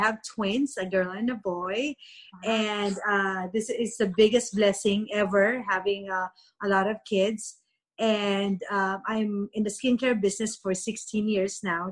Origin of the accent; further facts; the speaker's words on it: Philippines; moved away as an adult; now in United States; I grew up in the Philippines. So I came here when I was 26